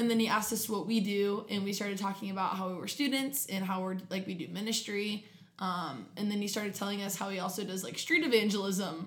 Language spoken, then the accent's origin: English; Grove City, Ohio, United States; also born or lived in Canton, Ohio; I am from Columbus, Ohio, from a suburb called Grove City